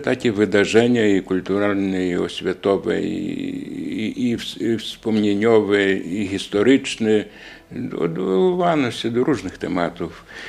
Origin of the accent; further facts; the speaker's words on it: Daugavpils, Latvia; u nas w Dyneburgu i w Rydze